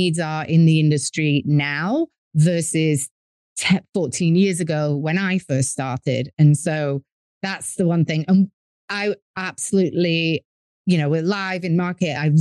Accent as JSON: {"language": "English", "region": "England", "country": "United Kingdom", "moved": "as an adult", "lives_now": "New York, United States", "said": "as you can tell by my accent, I'm from England, but my dad's American. And after undergrad, I moved to America. I'm currently in New York"}